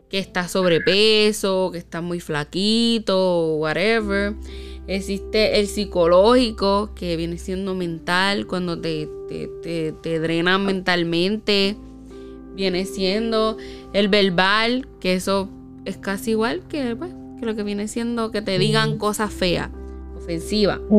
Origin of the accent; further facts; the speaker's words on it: Puerto Rico; nosotras que somos boricuas puertorriqueñas, lo hacen mucho.